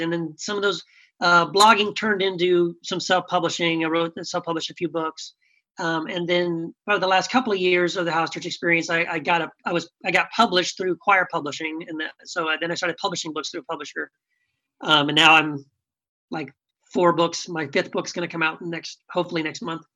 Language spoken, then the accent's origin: English; El Paso, Texas, United States; moved away as an adult; also born or lived in California; this is my hometown. I grew up here.